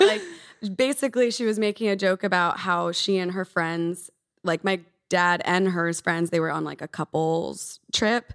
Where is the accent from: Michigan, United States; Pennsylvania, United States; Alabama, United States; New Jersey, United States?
Pennsylvania, United States; Philadelphia; moved away as an adult; now in Los Angeles, United States; I'm originally from Philadelphia, East Coast